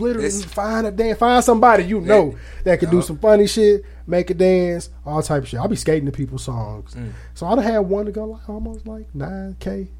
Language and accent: English; Aurora, Illinois, United States; moved away; Because I'm from Aurora, Illinois, which is by Chicago.